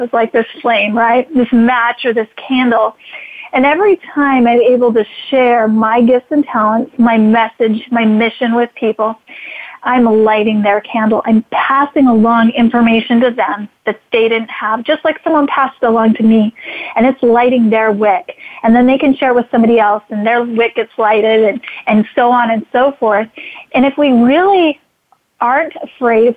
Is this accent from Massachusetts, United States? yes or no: no; Idaho, United States; I'm from Idaho